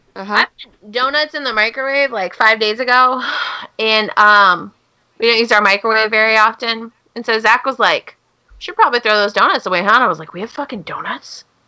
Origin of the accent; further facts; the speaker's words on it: Pacific Northwest, United States; I'm from the Pacific Northwest, where logging is a big thing